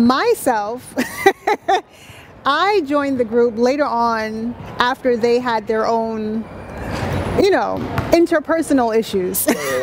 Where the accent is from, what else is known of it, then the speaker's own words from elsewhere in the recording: New York City, New York, United States; also born or lived in Barbados (parents' origin); I'm from Jamaica, Queens.